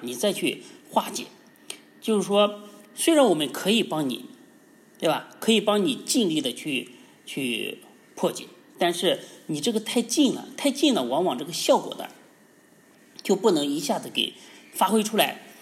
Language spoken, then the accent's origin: Chinese; China; 我们中国人起名儿是非常讲究的